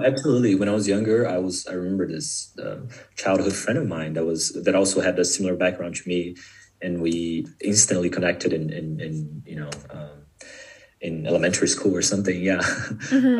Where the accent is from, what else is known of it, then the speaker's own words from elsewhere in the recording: São Paulo, Brazil; first language Portuguese; English is a second language; moved away as an adult; also born or lived in Atlanta, Georgia, United States; now in Berlin, Germany; I was born in Brazil, and my dad's side of the family is from Japan. Uh, my my mom's side of the family is, is, from Brazil. So I grew up in, in Sao Paulo, Brazil